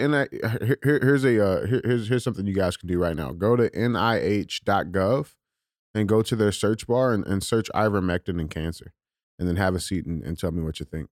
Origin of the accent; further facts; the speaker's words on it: United States; we as the American people